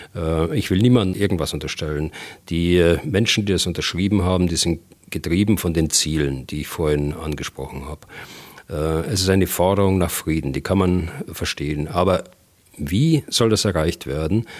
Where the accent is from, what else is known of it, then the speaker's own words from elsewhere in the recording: Germany; bei uns in Deutschland